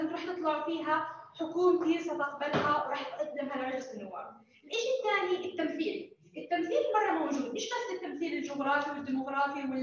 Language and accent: Arabic; Jordan; احنا شباب اردني واحنا جزء من الشباب الاردني الناشط